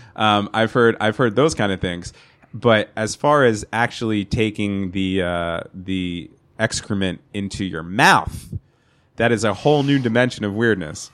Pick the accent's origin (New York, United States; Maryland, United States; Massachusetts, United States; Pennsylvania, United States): New York, United States; New York area, United States; I'm from the New York area